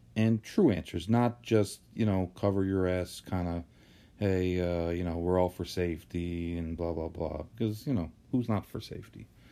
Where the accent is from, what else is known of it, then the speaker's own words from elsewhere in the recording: Saratoga Springs, New York, United States; I grew up in Saratoga